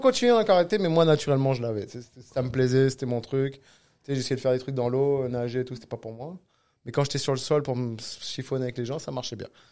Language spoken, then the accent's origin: French; Cannes, Provence-Alpes-Côte d'Azur, France; now in Quebec, Canada; Je viens de Cannes, du sud de la France.